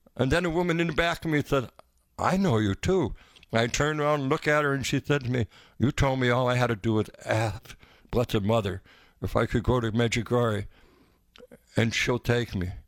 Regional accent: the Berkshires, Massachusetts, United States; The Berkshires

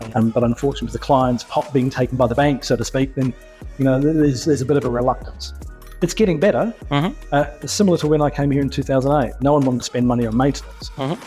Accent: New Zealand; also born or lived in Australia; now in United Arab Emirates; I'm coming from New Zealand

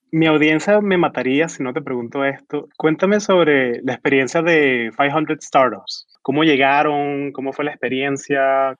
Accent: Venezuela; now in San Francisco, United States; yo soy venezolano, yo hablo en castellano

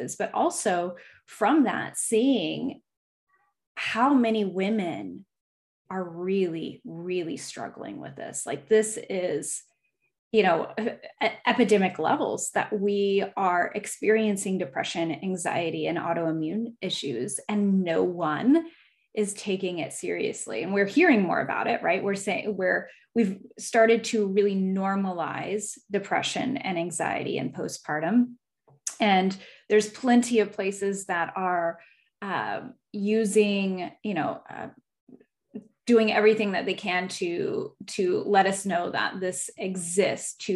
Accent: Alaska, United States; I was a military kid, and so we moved here when I was like six. So I just tell people I'm from here

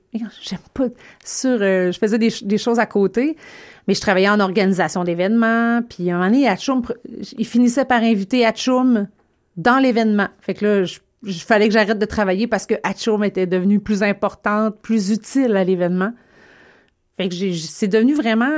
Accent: Gaspésie, Quebec, Canada; moved away; also born or lived in Saguenay, Quebec; je suis de la Gaspésie

